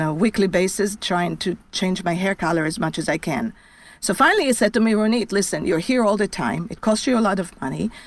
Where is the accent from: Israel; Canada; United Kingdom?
Israel; moved away as an adult; I was born in Israel. And I lived in Israel until I was pretty much after my IDF service